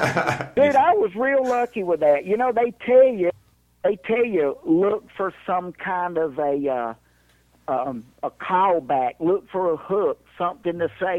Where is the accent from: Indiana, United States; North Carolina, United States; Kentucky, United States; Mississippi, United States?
Mississippi, United States; Jackson; I grew up in Jackson, Mississippi.